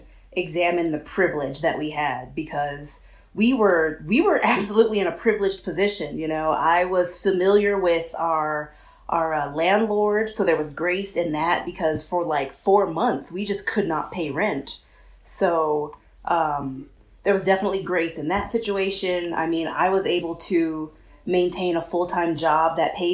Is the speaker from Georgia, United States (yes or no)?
no; Mojave Desert, California, United States; moved away; also born or lived in Los Angeles; I grew up in a small Mojave Desert town.